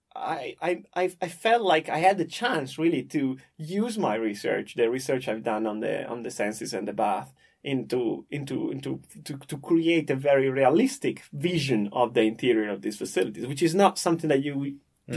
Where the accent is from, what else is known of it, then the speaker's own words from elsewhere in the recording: Parma, Emilia-Romagna, Italy; I'm from Parma in the north of Italy